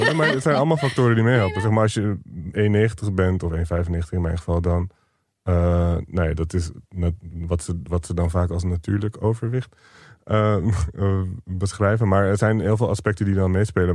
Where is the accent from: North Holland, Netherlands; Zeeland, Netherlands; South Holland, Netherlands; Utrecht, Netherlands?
South Holland, Netherlands; Rotterdam; also born or lived in Barendrecht; het staat op mijn paspoort als waar ik geboren ben. Volgens mij klopt dat. Eh, ik ben er ook redelijk opgegroeid. We hebben er de eerste tien jaar gewoond